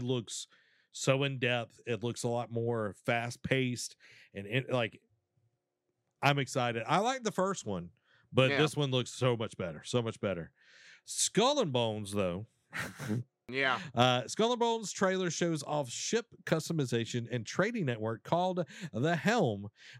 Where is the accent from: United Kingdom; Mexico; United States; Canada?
Canada; I am Canadian, so I feel like I need to watch it.